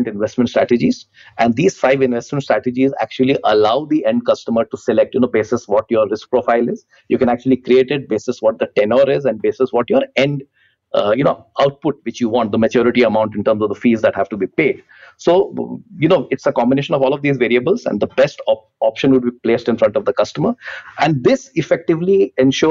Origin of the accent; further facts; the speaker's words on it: India; as an Indian